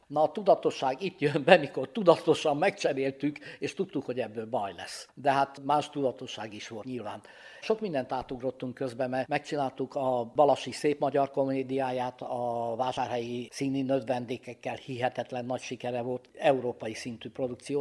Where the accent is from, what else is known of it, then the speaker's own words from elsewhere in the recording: Transylvania, Romania; moved away; mi szintén Romániából vagyunk